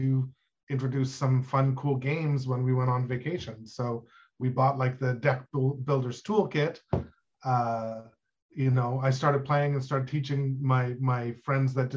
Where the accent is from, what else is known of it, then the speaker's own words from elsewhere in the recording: Ottawa, Ontario, Canada; I'm from Ottawa, Canada, where I live